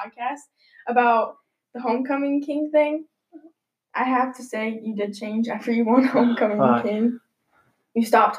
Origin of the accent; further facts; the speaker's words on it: La Porte, Indiana, United States; I was born in LaPorte, haven't left. Kind of sad, but whatever. I've moved like 4 times, but never switched schools